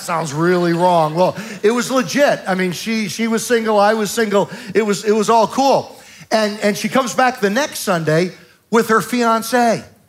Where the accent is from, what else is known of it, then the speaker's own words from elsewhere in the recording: Southern Virginia, United States; I'm from Southern Virginia